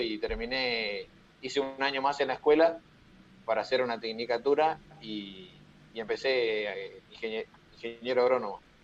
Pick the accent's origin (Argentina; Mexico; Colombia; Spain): Argentina; Lobos, Buenos Aires Province; Yo soy de Lobos